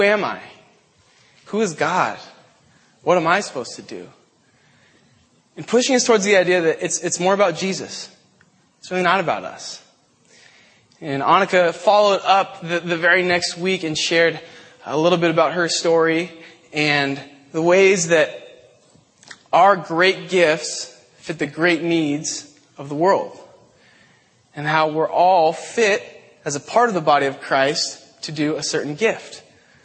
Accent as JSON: {"language": "English", "town": "Portland", "region": "Oregon", "country": "United States", "said": "I am from Portland"}